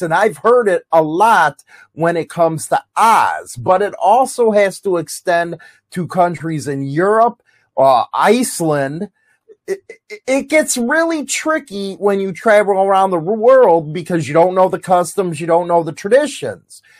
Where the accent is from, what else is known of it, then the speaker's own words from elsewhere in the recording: United States; as an American